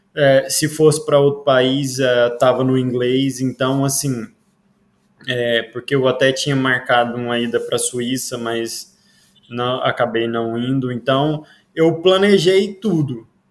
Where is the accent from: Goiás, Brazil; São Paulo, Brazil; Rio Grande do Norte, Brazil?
Goiás, Brazil; Iporá; moved away as an adult; now in Portugal; Eu vim do Goiás, de uma cidade que se chama Iporá, uma cidadezinha pequena do Goiás, lá do interiorzinho.